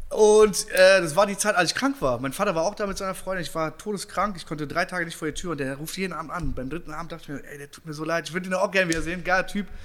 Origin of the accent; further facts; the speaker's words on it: Berlin, Germany; born there; Ich komme selber aus Berlin gebürtig habe dann immer meine Familie besucht.